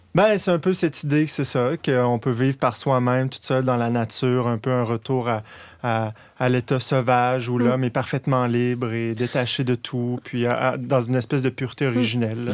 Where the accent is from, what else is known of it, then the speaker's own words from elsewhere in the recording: Quebec, Canada; en tant que, Canadien français, que, en tant que Québécois